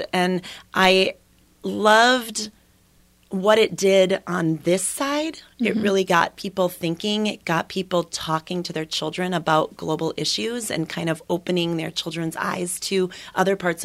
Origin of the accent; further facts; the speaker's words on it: Minnesota, United States; moved away; I was born and raised in Minnesota